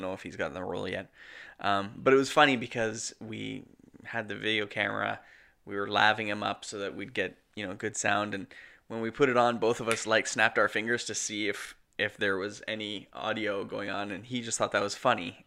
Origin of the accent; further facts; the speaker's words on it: Canada; We're Canadian filmmakers